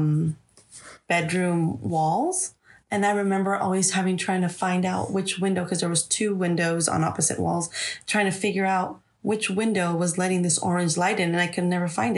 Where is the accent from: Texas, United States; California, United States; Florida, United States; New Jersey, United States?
California, United States; Los Angeles; we grew up in South Central